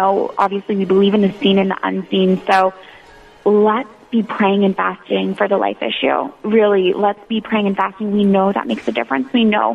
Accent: Florida, United States; moved away as an adult; now in Washington, D.C., United States; I grew up in Florida, and so my freshman year in college at Florida State University

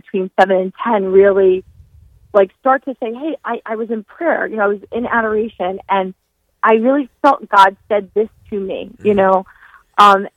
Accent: New York, United States; now in Ann Arbor, United States; and I'm from New York originally.

